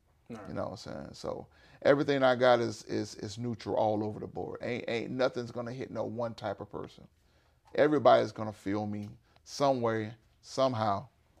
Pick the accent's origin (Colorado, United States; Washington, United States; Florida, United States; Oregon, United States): Florida, United States; also born or lived in Georgia, United States; You know, I'm from Florida, so you already know what's